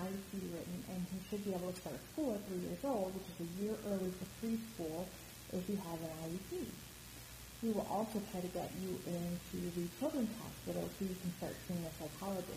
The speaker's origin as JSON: {"language": "English", "region": "Midwest", "country": "United States", "tie": "born or raised there", "also_born_or_lived": "East Coast", "moved": "as an adult", "lives_now": "Chicago, United States", "said": "I'm from the Midwest, kind of grew up there, and the East Coast"}